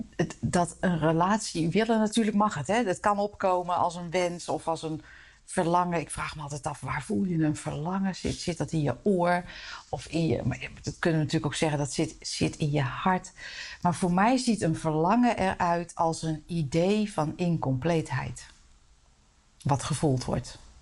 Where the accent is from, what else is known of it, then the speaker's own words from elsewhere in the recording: Netherlands; wij als Nederlanders